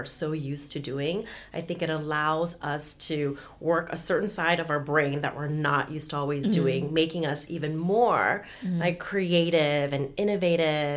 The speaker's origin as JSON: {"language": "English", "country": "United States", "said": "as an American"}